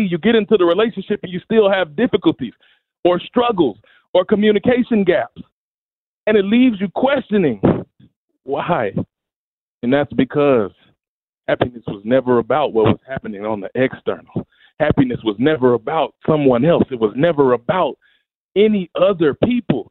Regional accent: Memphis, Tennessee, United States; also born or lived in Mississippi; My story started in Mississippi in the United States. I was born in Memphis, Tennessee, and I was raised in brokenness

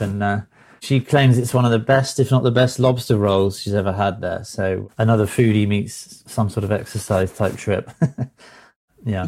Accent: United Kingdom; now in Thousand Oaks, United States; I'm a Brit

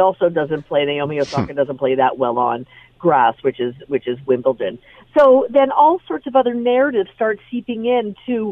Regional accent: Canada; I, as a Canadian

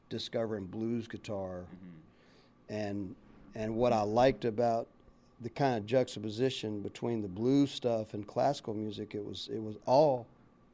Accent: near Elon, North Carolina, United States; also born or lived in Greensboro, North Carolina; now in Nashville, United States; I grew up in a little town called Altima Hall, Ossipee, North Carolina, which is out near Elon

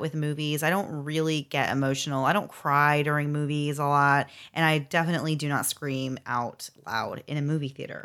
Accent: Florida, United States; I was from Florida and was a long way from home

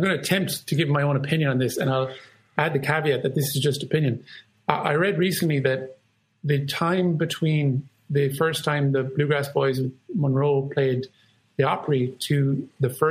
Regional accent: Ireland; I'm proud to be Irish

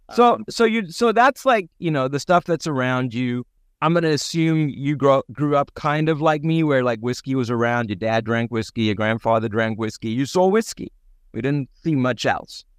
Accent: South Africa; growing up in South Africa

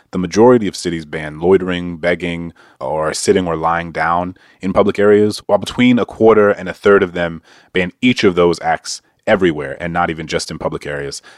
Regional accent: Louisiana, United States; Louisiana, my home state

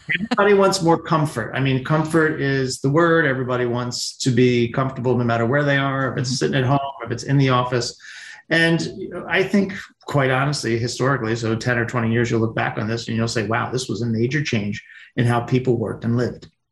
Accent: Pennsylvania, United States; working in Pennsylvania in the wintertime, uh, construction or even milking cows

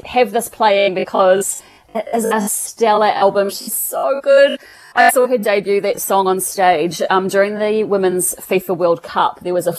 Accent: New Zealand

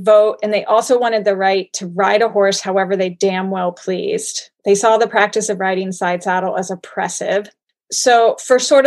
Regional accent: Cincinnati, Ohio, United States; lived for a time in my hometown of Cincinnati

